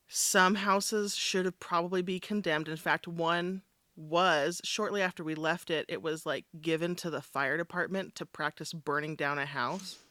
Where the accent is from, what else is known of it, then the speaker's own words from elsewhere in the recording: Richfield, Utah, United States; also born or lived in South Sevier, Utah; we moved to Richfield from South Sevier